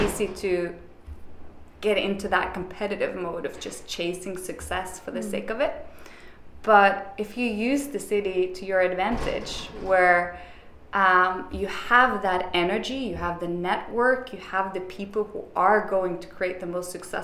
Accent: Bergen, Vestland, Norway; moved away as an adult; now in New York, United States; I am from Bergen, the rainiest city in Europe

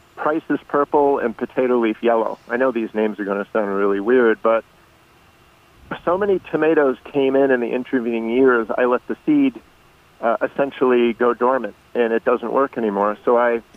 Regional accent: North Carolina, United States; born or raised there; moved away

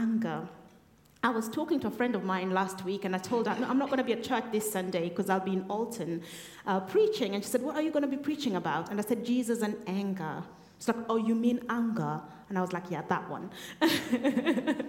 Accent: Kenya; moved away as an adult; now in Woking, United Kingdom; I was in Kenya, so that's where we're both from. That's the place we call home

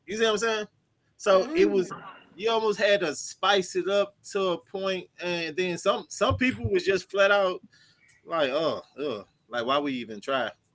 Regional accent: St. Louis, Missouri, United States; I'm from St. Louis

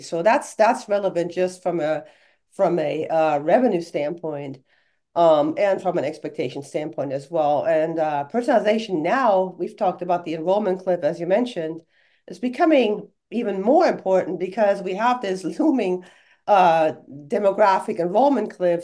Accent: Germany; English is a second language; moved away as an adult; now in United States; I was born and raised in Germany

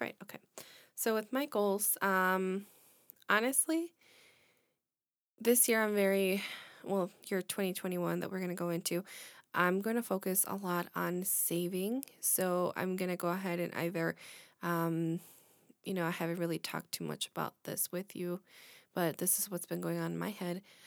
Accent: Illinois, United States; we're from Illinois

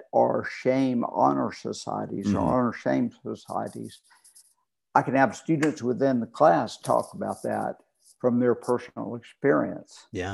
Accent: United States; also born or lived in Rome, Georgia / Birmingham, Alabama; From Georgia and then Birmingham, Alabama

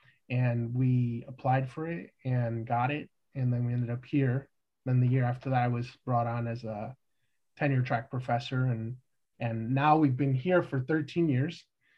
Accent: Chicago, Illinois, United States; moved away as an adult; also born or lived in State College, Pennsylvania; now in Urbana-Champaign, United States; We're both born and raised in Chicago, and then we lived for a time at Penn State

